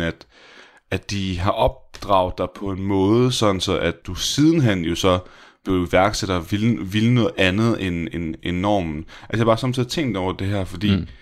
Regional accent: Denmark

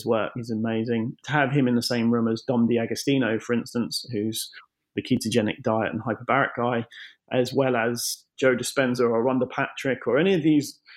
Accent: United Kingdom; I'm British

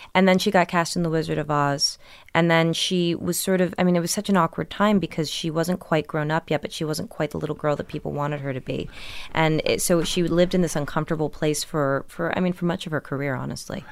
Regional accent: Millburn, New Jersey, United States; also born or lived in Brooklyn, New York; I was born in Brooklyn but raised in New Jersey

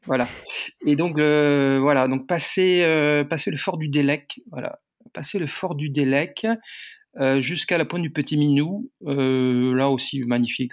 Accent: Landerneau, Brittany, France; also born or lived in Brignogan-Plage; je suis originaire de, de Landerneau, certes, mais aussi de Brignogan-Plage.

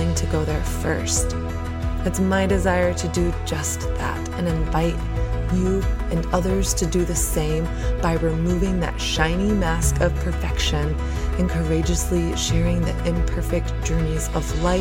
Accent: the South, United States; I'm from the South and I learned from Southern culture

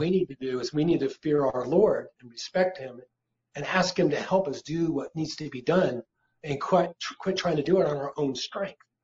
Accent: United States; I'm an American citizen

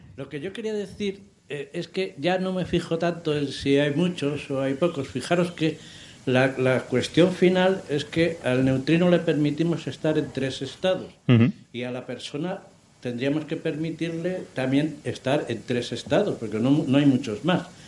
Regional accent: Madrid, Community of Madrid, Spain; Soy de Madrid también

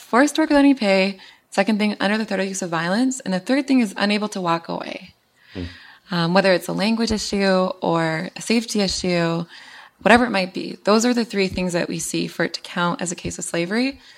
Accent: Winnipeg, Manitoba, Canada; in my hometown and, and actually literally in my backyard in Winnipeg

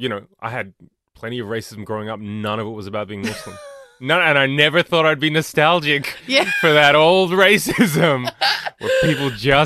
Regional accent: Australia; me being Australian is weird to them.

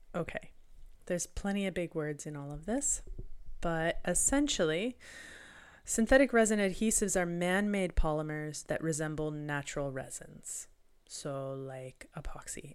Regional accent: Canada; being Canadian

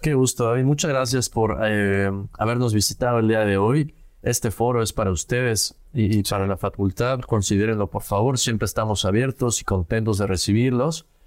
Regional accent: Querétaro, Mexico; salir de mi ciudad de origen, yo crecí en Querétaro

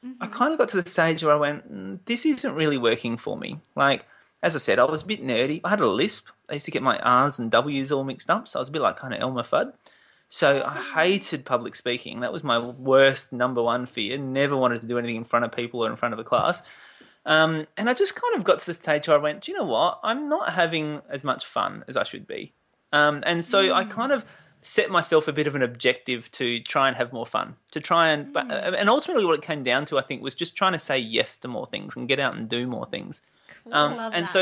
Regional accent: Adelaide, South Australia, Australia; I was born in Adelaide

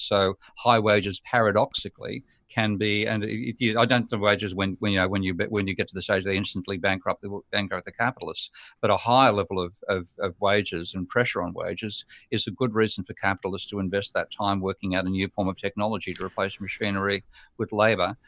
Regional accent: Australia; Australia being my home country

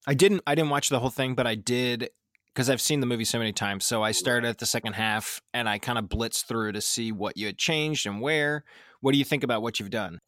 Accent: Philadelphia, Pennsylvania, United States; probably ten minutes from the Philly stadium growing up

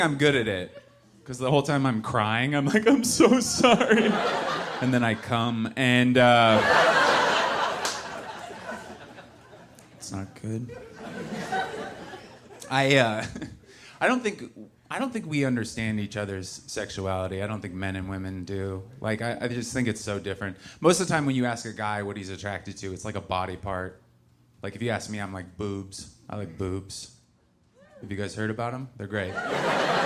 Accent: Seattle, Washington, United States; I'm from Seattle, but I married into a very conservative family

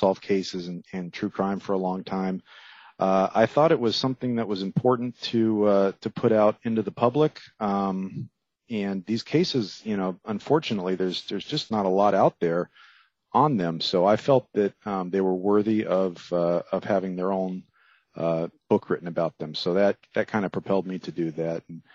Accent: Miami, Florida, United States; I grew up there in Miami

